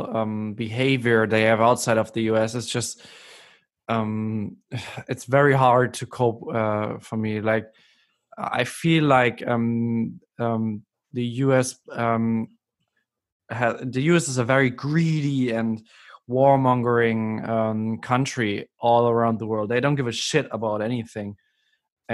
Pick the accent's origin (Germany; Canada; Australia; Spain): Germany; I'm from Germany